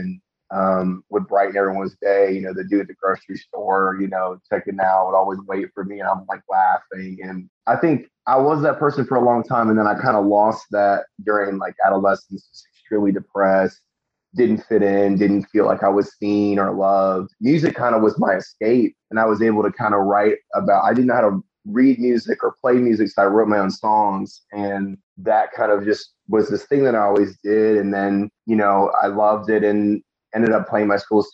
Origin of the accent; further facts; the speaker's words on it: Northern Virginia, United States; moved away; I'm from Northern Virginia, like very like strict. Everything's college, everything's government, everything's comparison. The only thing that we had music-wise was Guitar Center.